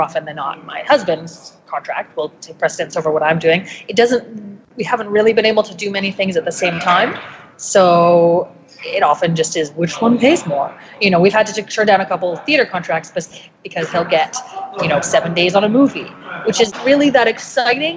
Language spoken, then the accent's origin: English; Toronto, Ontario, Canada; I grew up in Toronto.